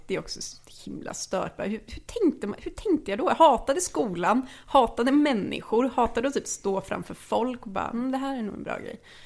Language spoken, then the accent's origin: Swedish; Lidköping, Västra Götaland, Sweden; kom från Lidköping, där jag är född